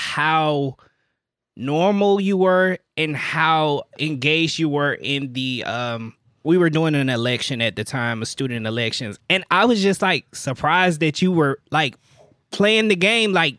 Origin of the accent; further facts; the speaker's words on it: Birmingham, Alabama, United States; moved away as an adult; now in Baton Rouge, United States; I'm from Birmingham, Alabama, so I'm a Southern boy.